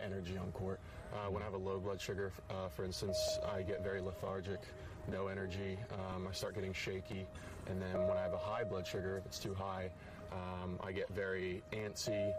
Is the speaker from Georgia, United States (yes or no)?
yes; Duluth, Georgia, United States; also born or lived in Miami, Florida; I moved my family actually up to this area, to Duluth, Georgia. This is where I started playing tennis around 7 or 8 years old